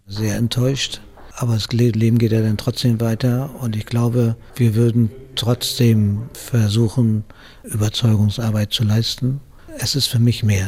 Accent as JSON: {"language": "German", "region": "Hamburg", "country": "Germany", "said": "ich als Hamburger"}